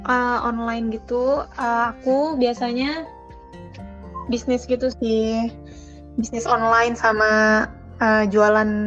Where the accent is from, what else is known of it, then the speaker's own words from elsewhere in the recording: Jakarta, Indonesia; now in Surabaya, Indonesia; Dan asal aku dari Jakarta.